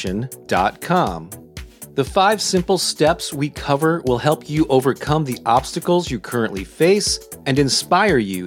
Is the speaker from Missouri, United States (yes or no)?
yes; St. Louis, Missouri, United States; my hometown of St. Louis, Missouri